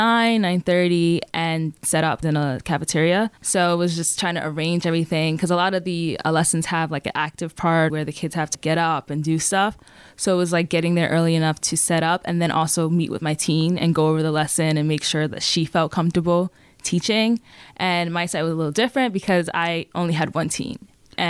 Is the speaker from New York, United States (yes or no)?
yes; New York City, New York, United States; I'm from the Bronx.